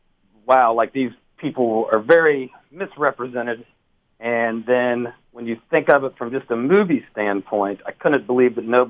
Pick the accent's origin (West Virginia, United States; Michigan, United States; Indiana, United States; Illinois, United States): West Virginia, United States; I'm originally from West Virginia, right in the heart of Appalachia and coal mine country. And, you know, just growing up in West Virginia